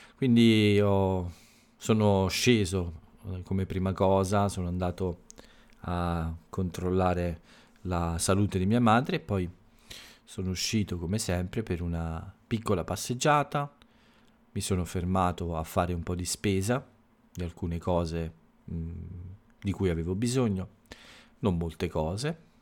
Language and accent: Italian; Italy; la lingua che si parla nel mio paese, nell'Italia, in Italia